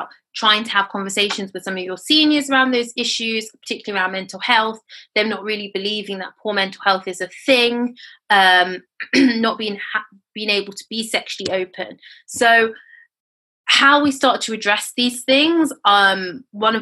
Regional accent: United Kingdom; also born or lived in Nigeria; I am British Nigerian

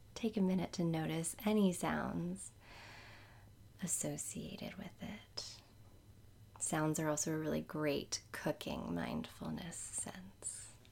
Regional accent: New Orleans, Louisiana, United States; I'm from New Orleans

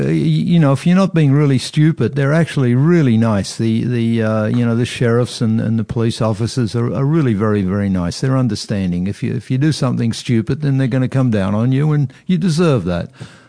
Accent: Australia; now in Scottsdale, United States; I'm Australian.

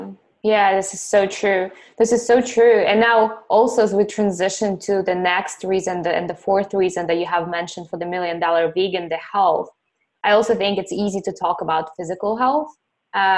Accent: Ukraine; moved away; I saw cows and chickens and goats when I was growing up in Ukraine

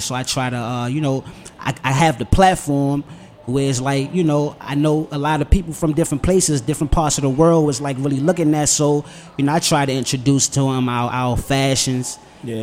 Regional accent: Washington, District of Columbia, United States; Born and raised on the South Side

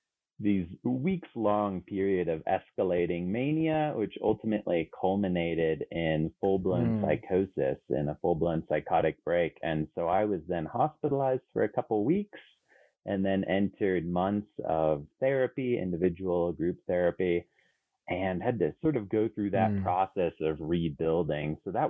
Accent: Canary Islands, Spain; also born or lived in San Francisco, United States / Germany; So, you know, I was born in San Francisco, but grew up in both the Canary Islands and Spain and Germany.

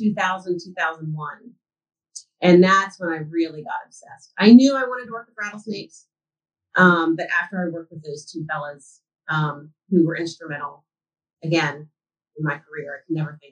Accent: Randolph County, West Virginia, United States; In the mountains of West Virginia, for your listeners who are familiar with the state, I grew up in Randolph County.

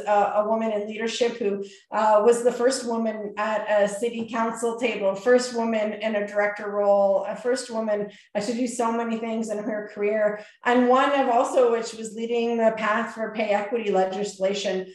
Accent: Canada; we're Canadian

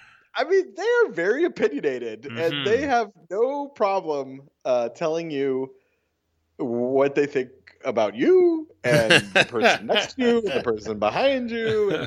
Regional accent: New York, United States; I'm not a hipster. I'm a New Yorker. I live on the island.

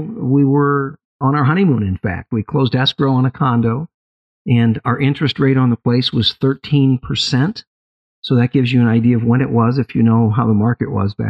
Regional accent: Illinois, United States; moved away; also born or lived in Southern California / Northern California; In Illinois originally, 20 years plus in California, in Southern California, back to Northern California

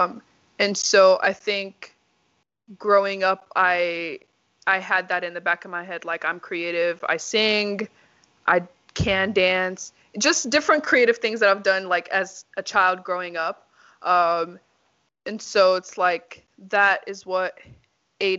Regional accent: Nashville, Tennessee, United States; also born or lived in Nigeria; now in Texas, United States; So I came here when I was 8 years old. My parents and I lived in Nashville, Tennessee. Went there for middle school, elementary school, and high school, and college

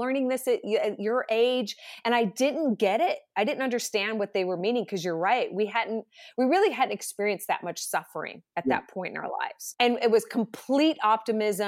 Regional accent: Idaho, United States; also born or lived in San Diego, California; we live in Idaho, we're from Idaho

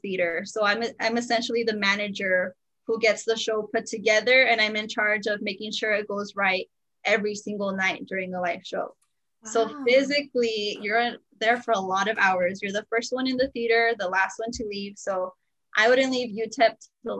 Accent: El Paso, Texas, United States; I was born here in El Paso

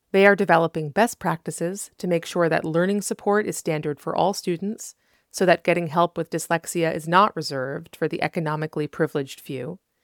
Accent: New England, United States; now in Los Angeles, United States; I grew up in New England with a lot of socioeconomic privilege.

